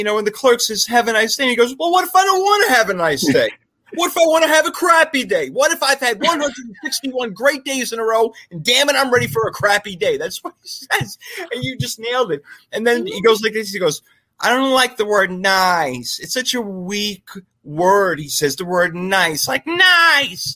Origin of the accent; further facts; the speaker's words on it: England, United Kingdom; I'm English